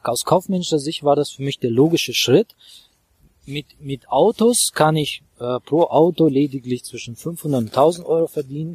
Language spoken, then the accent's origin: German; Baku, Azerbaijan; German is a second language; moved away as an adult; also born or lived in Worms / Brisbane, Australia / Frankfurt; now in Germany; ich äh, komme ursprünglich aus Aserbaidschan, aus Baku. Baku ist Hauptstadt von Aserbaidschan. Ich kam mit 18 Jahren nach Deutschland